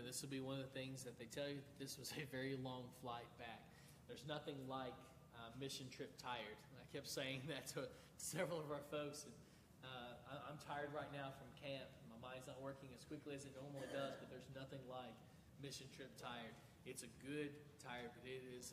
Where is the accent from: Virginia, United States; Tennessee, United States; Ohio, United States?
Tennessee, United States; moved away; we'll be going to my hometown. They were hit by a massive flood about this time last year. Houses were knocked off their foundation. Obviously, it's in Tennessee.